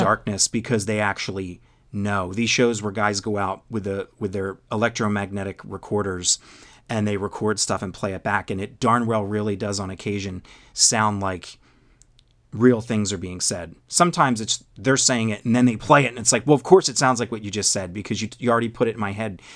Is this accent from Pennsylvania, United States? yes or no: yes; Philadelphia, Pennsylvania, United States; also born or lived in Virginia; I was born and raised in the Philado-, Philadelphia area